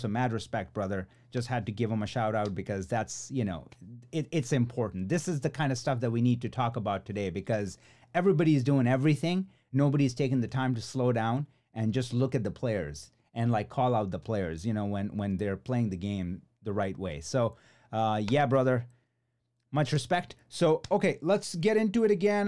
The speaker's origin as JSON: {"language": "English", "town": "Chicago", "region": "Illinois", "country": "United States", "tie": "born or raised there", "said": "Chicago, uh, which is my hometown"}